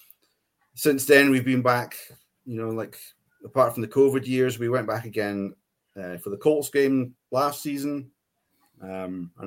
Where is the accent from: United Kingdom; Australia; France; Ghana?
United Kingdom; Scotland; now in Livingston, United Kingdom; I'm Scottish